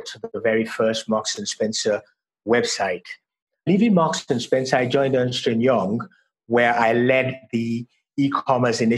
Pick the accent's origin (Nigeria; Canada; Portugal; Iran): Nigeria; also born or lived in Miami; now in London, United Kingdom; I am originally from Nigeria.